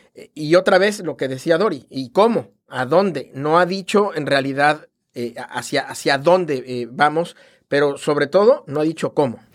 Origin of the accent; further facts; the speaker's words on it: Mexico; yo soy originario de México